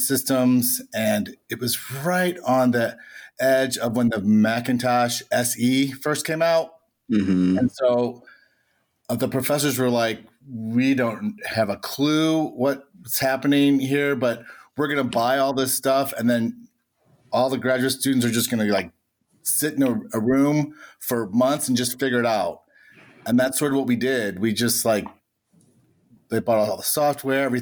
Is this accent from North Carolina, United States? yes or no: no; Florissant, Missouri, United States; But I'm actually from St. Louis. I grew up in Florissant, North County, and all my life.